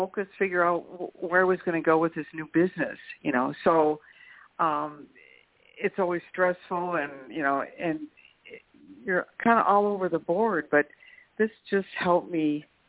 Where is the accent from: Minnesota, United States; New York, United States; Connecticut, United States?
Minnesota, United States; St. Cloud; also born or lived in California / Oregon; St. Cloud, Minnesota.